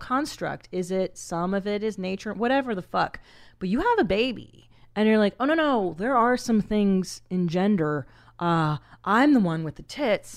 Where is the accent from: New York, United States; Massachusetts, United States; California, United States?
California, United States; Los Angeles; I grew up in Los Angeles, and we're very, for the most part, progressive.